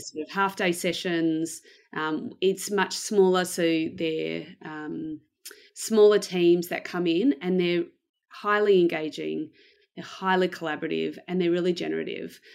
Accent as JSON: {"language": "English", "town": "Melbourne", "region": "Victoria", "country": "Australia", "tie": "born or raised there", "said": "I am from Melbourne in Australia. Uh, I was born here um, and I've lived here basically most of my life."}